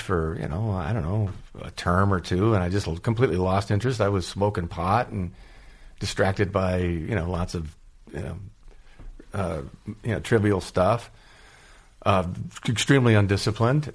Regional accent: San Diego, California, United States; also born or lived in Los Angeles; now in Chadron, United States; Growing up in San Diego, I disliked Los Angeles

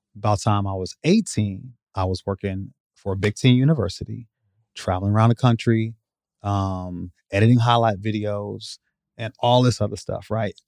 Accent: Iowa, United States; also born or lived in Chicago, Illinois; allowed me to move away from that environment into, uh, Iowa. uh, when I was nine

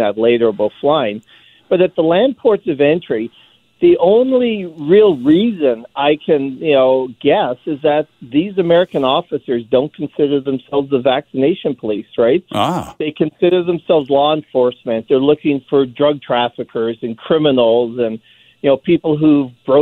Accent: British Columbia, Canada; now in Blaine, United States; I'm Canadian, too. I'm born in British Columbia. I'm now a dual citizen.

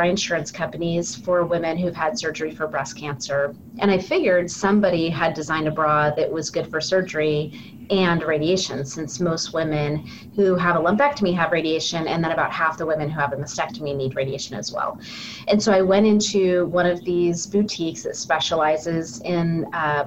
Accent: California, United States; moved away as an adult; also born or lived in North Carolina; now in Portland, United States; I am from California originally

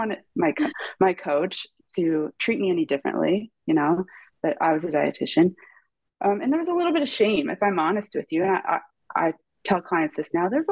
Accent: Ripley, Ohio, United States; I'm originally from Ripley, Ohio, which is like a small little dot on the map that no one in the world would ever know where it is, outside of Cincinnati. Grew up in a tiny little town

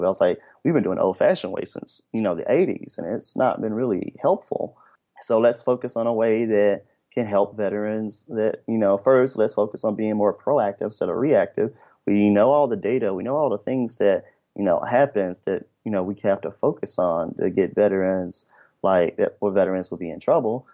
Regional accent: Memphis, Tennessee, United States; moved away as an adult; I'm originally from Memphis, Tennessee

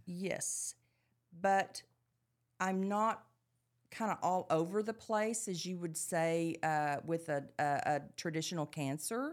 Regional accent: Dallas, Texas, United States; growing up in Dallas

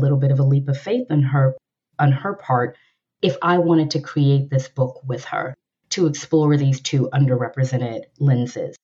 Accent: Louisiana, United States; I am a Black woman that was raised in the South. I'm originally from Louisiana

